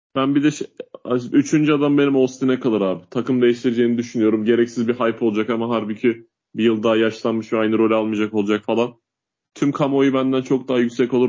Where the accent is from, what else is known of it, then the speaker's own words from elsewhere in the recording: Uşak, Uşak Province, Turkey; ben Uşak memleketim benim